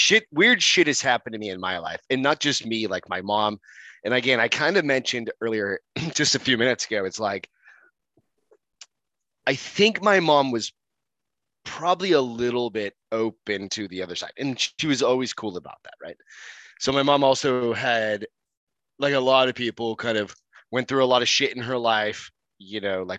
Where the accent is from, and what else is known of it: Hampton, New Hampshire, United States; born or raised there; moved away; also born or lived in Arizona